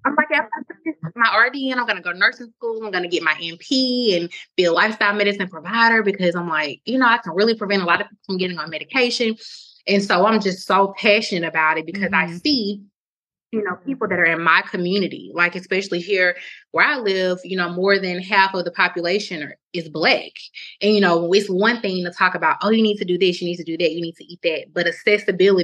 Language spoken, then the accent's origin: English; Mobile, Alabama, United States; moved away as an adult; also born or lived in St. Joseph, Missouri; I'm from Alabama, Mobile